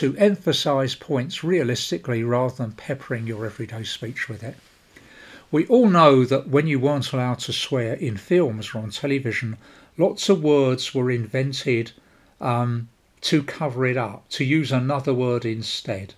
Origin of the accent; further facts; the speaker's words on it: London, United Kingdom; I come from South London, a part of the world well known for its native vocabulary